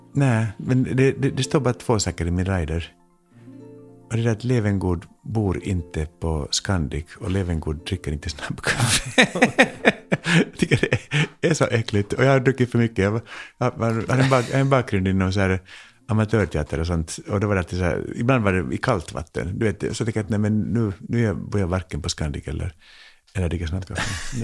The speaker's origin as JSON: {"language": "Swedish", "country": "Finland", "moved": "yes", "lives_now": "Sweden", "said": "jag är så här finlandssvensk"}